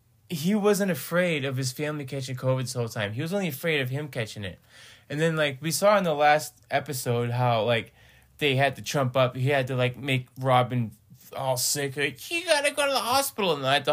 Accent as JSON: {"language": "English", "region": "Northeast", "country": "United States", "moved": "yes", "lives_now": "Salt Lake City, United States", "said": "I'm from the East Coast, man. Up in the Northeast"}